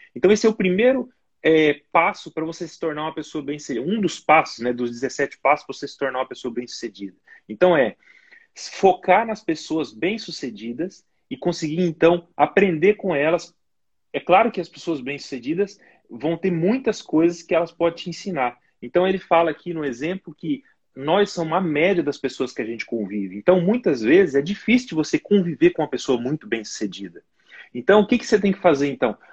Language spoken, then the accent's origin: Portuguese; Brazil; moved away as an adult; also born or lived in Portugal; now in United Kingdom; eu sou de família humilde aí no Brasil